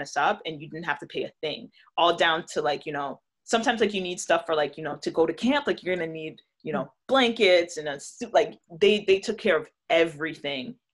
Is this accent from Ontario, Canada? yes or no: yes; Toronto, Ontario, Canada; Toronto, because I grew up in Toronto. I was born in Toronto